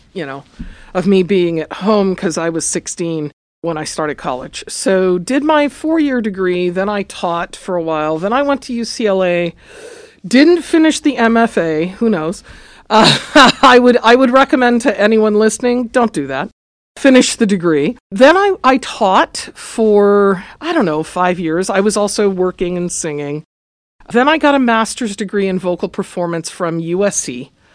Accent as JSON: {"language": "English", "town": "Los Angeles", "region": "California", "country": "United States", "tie": "born or raised there", "said": "I grew up in Los Angeles. I'm a native, born and raised"}